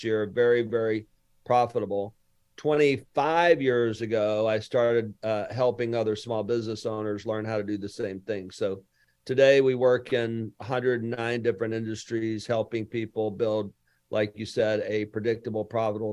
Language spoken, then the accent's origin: English; Lower Alabama, United States; now in Houston, United States; I'm from Lower Alabama